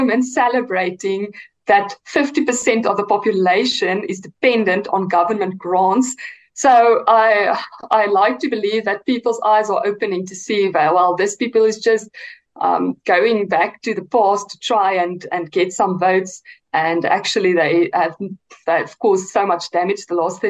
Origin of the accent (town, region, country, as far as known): South Africa; English is a second language